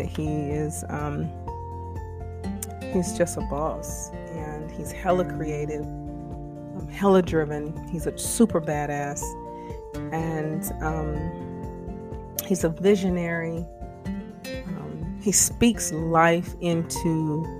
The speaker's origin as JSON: {"language": "English", "region": "the Carolinas", "country": "United States", "tie": "born or raised there", "said": "growing up in the Carolinas during the height of the crack epidemic"}